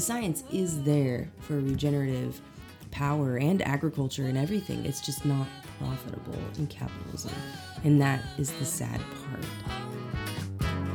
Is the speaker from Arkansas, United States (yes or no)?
yes; Eureka Springs, Arkansas, United States; also born or lived in Conway, Arkansas; I'm originally from Eureka Springs area